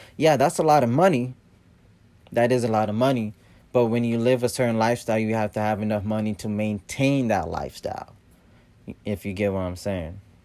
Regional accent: Columbus, Ohio, United States; I'm from Columbus, Ohio.

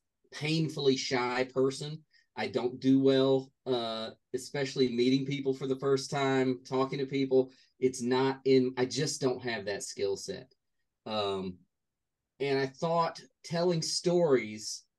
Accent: North Carolina, United States; also born or lived in Newton Grove, North Carolina; I lived in many towns in North Carolina, but Newton Grove was when I was very young

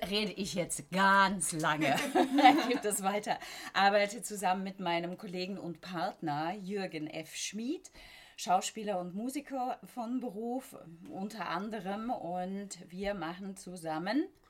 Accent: Black Forest, Baden-Württemberg, Germany; also born or lived in London; now in Berlin, Germany; ich bin im Schwarzwald aufgewachsen, richtig auf dem Dorf

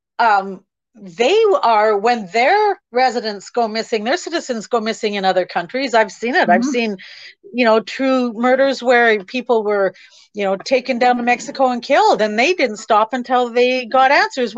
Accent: Kamloops, British Columbia, Canada; I'm from Kamloops, BC. We're a small little place

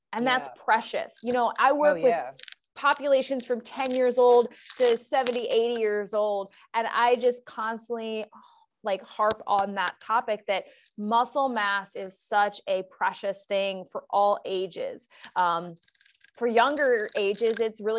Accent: Cincinnati, Ohio, United States; I grew up in Cincinnati, Ohio

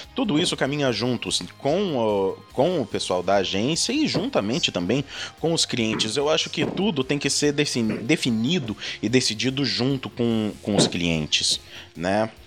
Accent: Lorena, São Paulo, Brazil; also born or lived in Montevideo; eu moro no interior de São Paulo, eu sou de Lorena

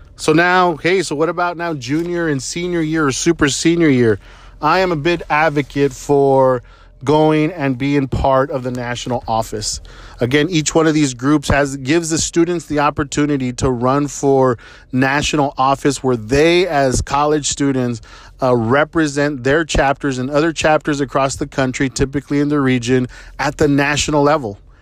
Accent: San Antonio, Texas, United States; I was born in San Antonio, Texas

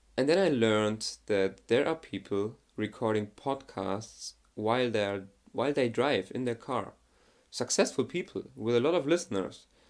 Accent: Germany; I'm from Germany

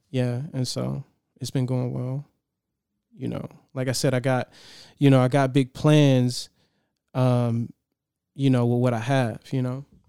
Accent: Detroit, Michigan, United States; now in San Diego, United States; I'm from Detroit.

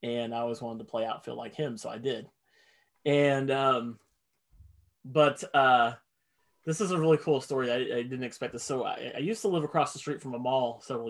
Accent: Indianapolis, Indiana, United States; I grew up in Indy. That's where I'm from.

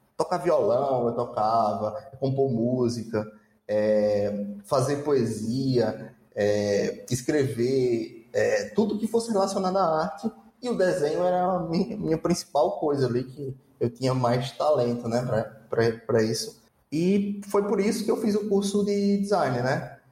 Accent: Itaporanga, Northeast Region, Brazil; accent: Nordestino; moved away as an adult; eu vim de Itaporanga

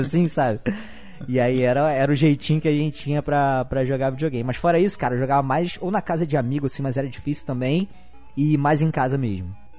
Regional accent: Rio de Janeiro, Brazil; eu sou da, da capital mesmo, Rio de Janeiro. Morei primeiro na, no bairro aqui da Zona Norte, Vila da Penha

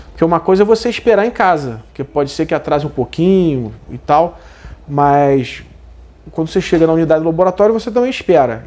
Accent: Brazil; como brasileiro

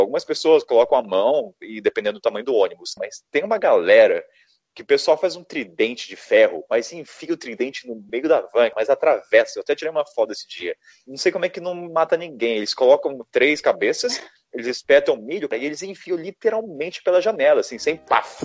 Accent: Brazil; eu sou do Brasil

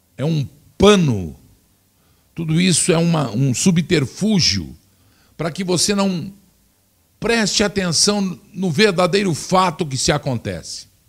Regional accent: Brazil; que sou brasileiro

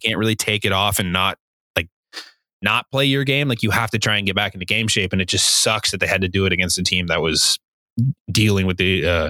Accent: Canada; it's nice as a Canadian.

